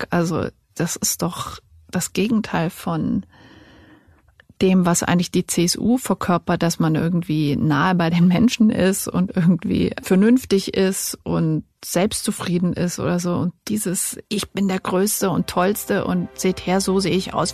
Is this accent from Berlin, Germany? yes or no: no; Baden-Württemberg, Germany; Und meine Heimat, genau. Winfried Kretschmann. Hat der irgendwo einen Genderzwang erlassen?